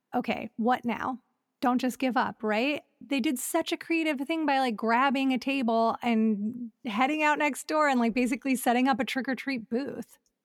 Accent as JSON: {"language": "English", "town": "Elyria", "region": "Ohio", "country": "United States", "tie": "born or raised there", "moved": "as an adult", "lives_now": "Los Angeles, United States", "said": "growing up in Ohio"}